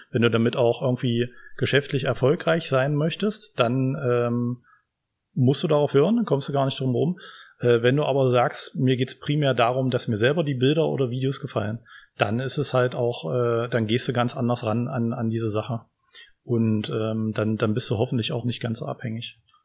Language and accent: German; Magdeburg, Saxony-Anhalt, Germany; now in Halle, Germany; Ich komme ursprünglich aus Magdeburg